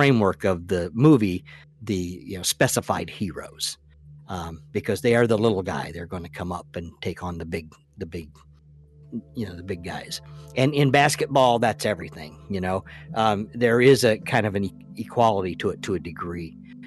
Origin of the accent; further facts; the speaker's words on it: Indiana, United States; I am a Hoosier. I come from Indiana, and I grew up in Indiana, and I grew up in the basketball craze.